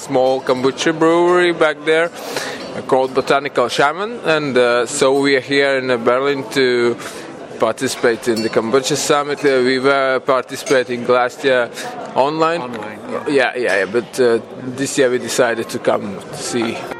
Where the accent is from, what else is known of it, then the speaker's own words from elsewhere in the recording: Latvia; from Latvia